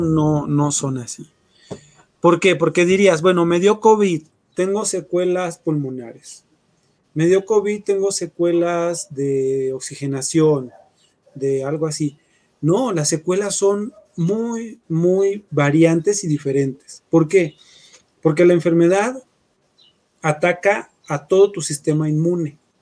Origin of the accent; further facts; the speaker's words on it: Mexico; somos mexicanos